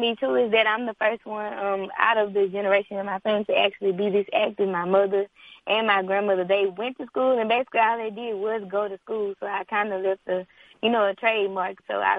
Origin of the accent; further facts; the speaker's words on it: Arcadia, Louisiana, United States; I am from Arcadia, Louisiana. It's only about 15 minutes west of Grambling. So I'm a Gremlinite. I'm a third-generation Gremlinite.